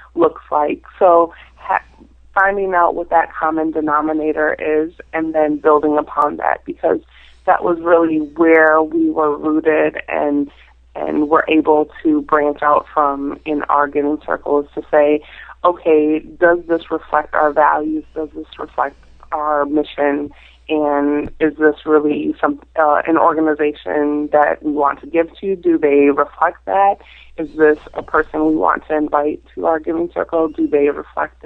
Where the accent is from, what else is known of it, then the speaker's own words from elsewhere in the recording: Minnesota, United States; moved away as an adult; now in Washington, D.C., United States; I'm originally from Minnesota, so being in Washington, D.C. for the past 14 and a little over 14 years